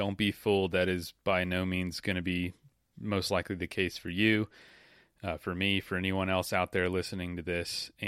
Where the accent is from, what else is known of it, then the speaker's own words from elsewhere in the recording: Florida, United States; I'm from the South. I'm from Florida